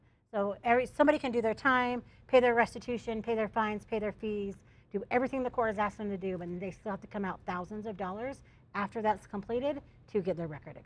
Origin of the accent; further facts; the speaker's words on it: Utah, United States; I'm from Utah.